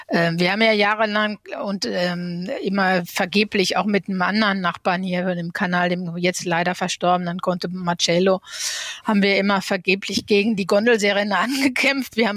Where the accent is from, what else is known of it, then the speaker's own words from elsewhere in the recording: North Rhine-Westphalia, Germany; ich meine, ich bin im Ruhrgebiet aufgewachsen. Ich hatte in Paris unter anderem studiert und ich wollte eben nach Paris wieder zurückkehren.